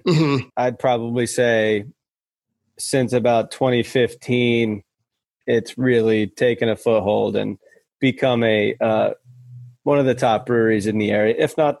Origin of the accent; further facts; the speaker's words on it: Cheshire, Connecticut, United States; also born or lived in Northern Virginia; I grew up in Cheshire, Connecticut, was born and lived in Virginia, Northern Virginia, right outside DC, actually, until I was 7. But I've lived pretty much my whole entire life in Connecticut.